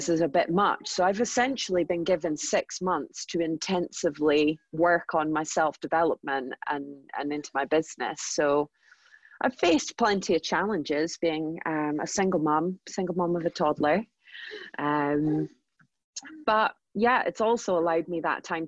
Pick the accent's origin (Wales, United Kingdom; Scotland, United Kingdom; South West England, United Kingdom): Scotland, United Kingdom; Aberdeen; moved away as an adult; also born or lived in London; I moved from London, so working in the financial district in London, back up to sunny Aberdeen.